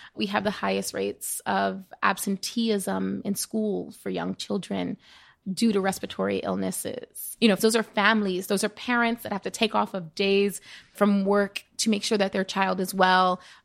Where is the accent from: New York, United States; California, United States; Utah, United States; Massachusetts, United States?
New York, United States; New York City; growing up in the Bronx, witnessing firsthand what it means to have a zip code determine your health